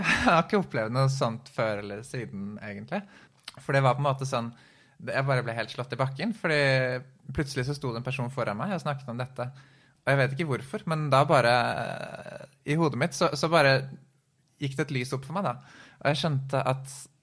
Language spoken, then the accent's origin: Norwegian; Oslo, Norway; jeg er født i Oslo